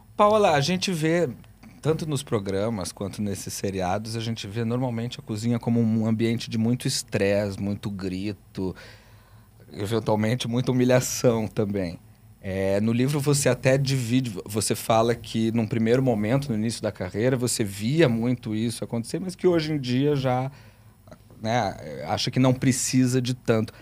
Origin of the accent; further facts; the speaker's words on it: Rio Grande do Sul, Brazil; eu sou gaúcho